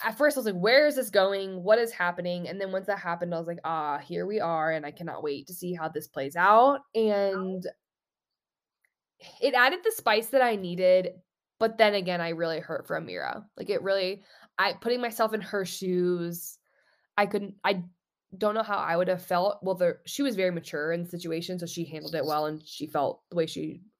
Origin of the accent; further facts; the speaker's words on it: Austin, Texas, United States; I'm from Texas and Austin